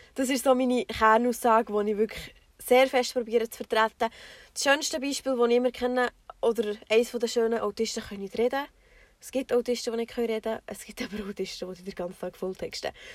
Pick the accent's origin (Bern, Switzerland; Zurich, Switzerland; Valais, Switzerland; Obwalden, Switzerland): Bern, Switzerland; Bernese Oberland, Switzerland; wir kommen, wie schon gesagt, aus dem Berner Oberland